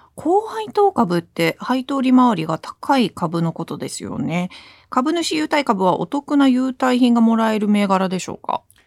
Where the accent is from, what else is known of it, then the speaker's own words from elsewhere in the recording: New Jersey, United States; now in Japan; 私は特に海岸沿いのそのニュージャージーで生まれ育ったので